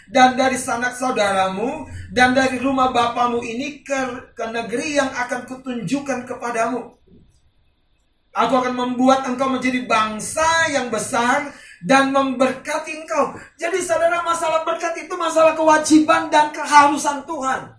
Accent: North Sumatra, Indonesia; Seperti kalau kita orang Batak, kita punya prinsip hormati orang tua kita, betul?

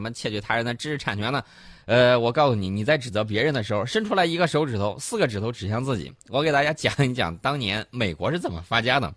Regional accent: China; 我们中国人

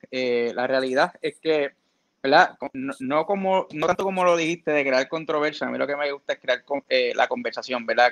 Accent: Florida, Puerto Rico

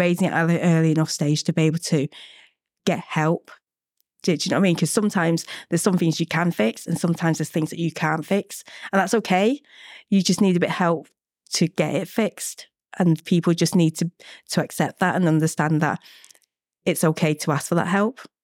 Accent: Manchester, North West England, United Kingdom; moved away as an adult; also born or lived in Vietnam; now in London, United Kingdom; I grew up in Manchester

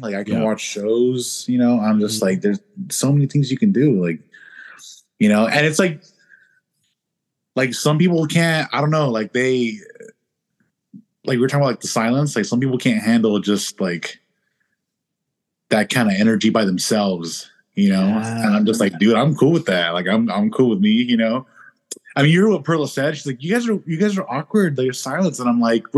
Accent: California, United States; also born or lived in Paso Robles, California / San Luis Obispo, California; I live here right now. I grew up down here. I know the area. I have family

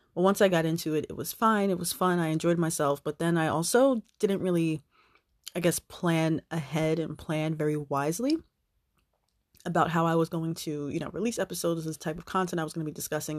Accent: New Jersey, United States; I am originally from New Jersey.

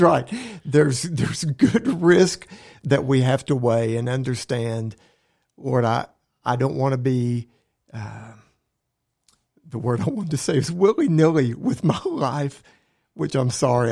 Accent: Oklahoma, United States; I love living in this state. I was born in Oklahoma

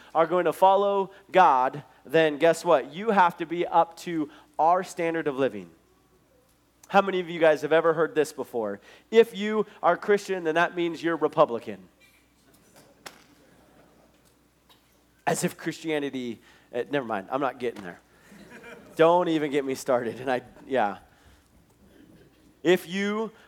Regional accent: Billings, Montana, United States; the Nazarene church that I grew up in Billings

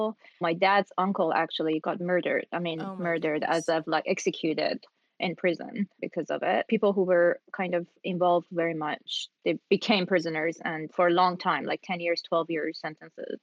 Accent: Iran; moved away as an adult; now in United States; I am from Iran. I arrived in the U.S. end of May 2001, almost 20 years ago.

